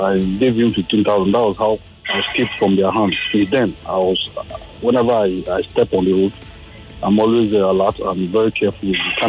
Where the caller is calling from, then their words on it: Nigeria; I'm calling from Nigeria.